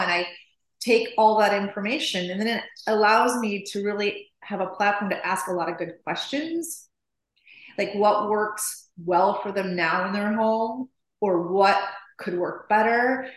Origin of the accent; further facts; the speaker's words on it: Chicago, Illinois, United States; moved away as an adult; also born or lived in Nashville, Tennessee / Los Angeles; I grew up in Chicago, and um, my dad's an art was art teacher